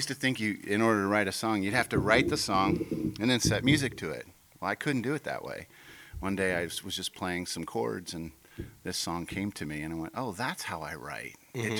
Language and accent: English; Midwest, United States; also born or lived in St. Louis; Growing up in the Midwest. I was born in St. Louis, but we moved around a lot.